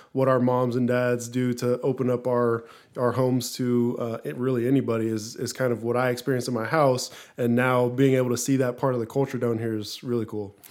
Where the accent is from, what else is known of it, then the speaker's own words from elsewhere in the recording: Lakewood, Washington, United States; also born or lived in Pullman, Washington; I grew up in Lakewood, Washington, just south of Seattle